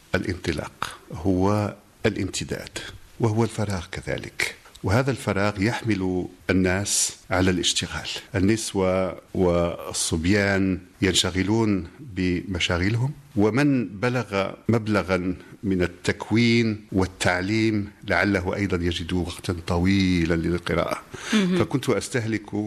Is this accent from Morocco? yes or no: yes; Morocco; بلدنا المغرب